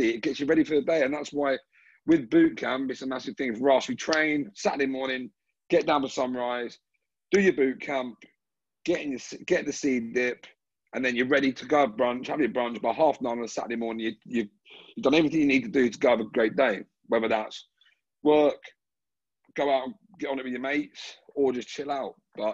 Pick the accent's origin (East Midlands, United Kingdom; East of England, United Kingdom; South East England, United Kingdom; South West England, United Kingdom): South East England, United Kingdom; Brighton; now in Sydney, Australia; I'm from Brighton in the UK, and I live in Sydney.